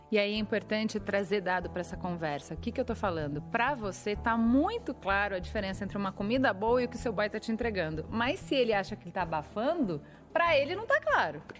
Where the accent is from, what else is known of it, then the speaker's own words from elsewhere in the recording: Minas Gerais, Brazil; Eu sou mineira, eu gosto muito de cebola, eu gosto de alho